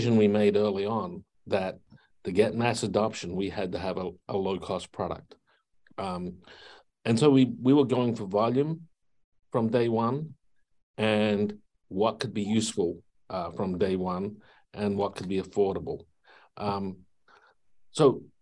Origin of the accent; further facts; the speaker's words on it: Adelaide, South Australia, Australia; moved away; When I grew up in Adelaide, South Australia